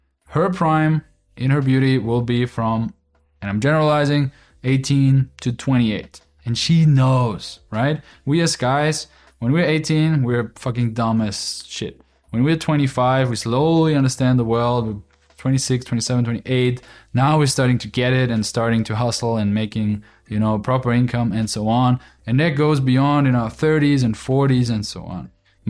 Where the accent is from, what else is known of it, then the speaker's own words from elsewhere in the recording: Austria; English is a second language; So where I'm from Austria, that is very logical to think like that, you know